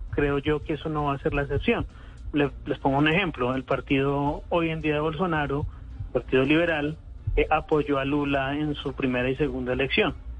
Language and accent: Spanish; Colombia; yo nací en Colombia